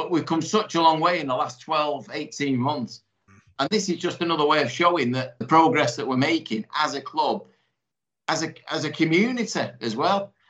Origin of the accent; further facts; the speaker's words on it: Salford, North West England, United Kingdom; a lad like me growing up in Salford